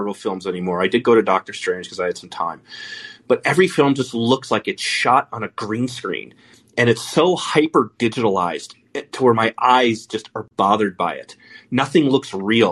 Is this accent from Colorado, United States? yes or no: yes; Colorado, United States; now in New York, United States; I live in New York, and obviously I grew up in Colorado.